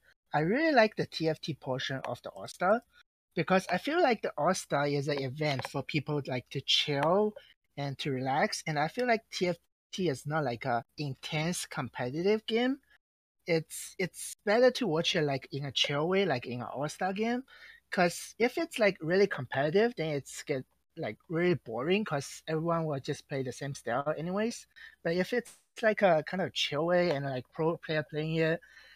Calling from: Toronto, Ontario, Canada

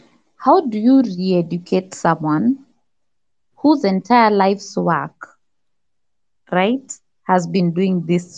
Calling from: Nairobi, Kenya; I'm talking from Nairobi, Kenya.

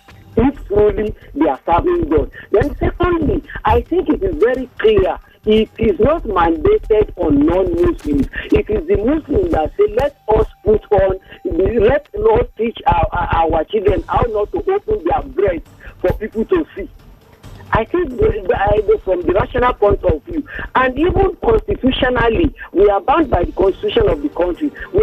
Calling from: Abeokuta, Ogun State, Nigeria; also born or lived in Ilorin; I'm calling from Abeokuta here.

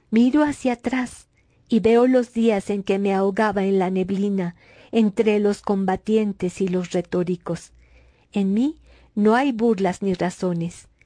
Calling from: Mexico City, Mexico; saludo cordial desde la Ciudad de México.

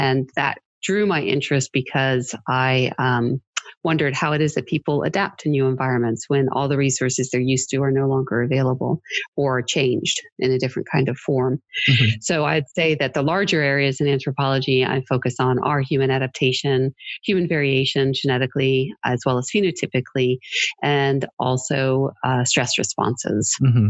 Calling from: Lexington, Kentucky, United States; Lexington, Kentucky, where it's currently snowing.

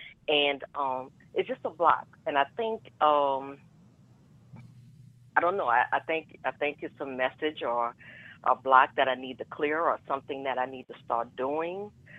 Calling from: New Orleans, Louisiana, United States; Hi. Hi, this is … from New Orleans.

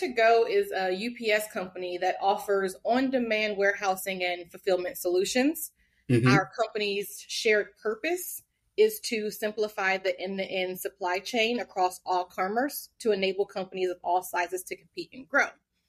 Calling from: Atlanta, Georgia, United States; I'm joining from Atlanta in Georgia.

